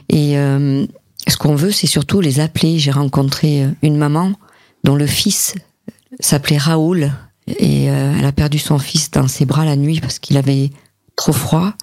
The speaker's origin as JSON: {"language": "French", "town": "Montpellier", "region": "Occitania", "country": "France", "said": "je suis montpelliéraine"}